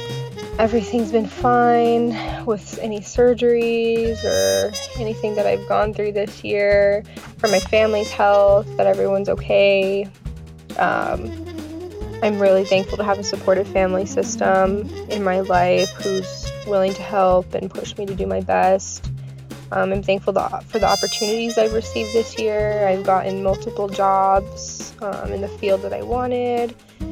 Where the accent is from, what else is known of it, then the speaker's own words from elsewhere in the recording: Phoenix, Arizona, United States; I'm from Phoenix, Arizona.